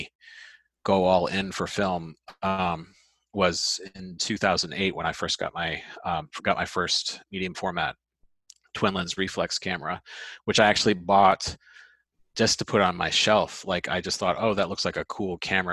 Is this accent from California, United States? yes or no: yes; Northern California, United States; also born or lived in San Francisco; now in Baltimore, United States; I'm from Northern California originally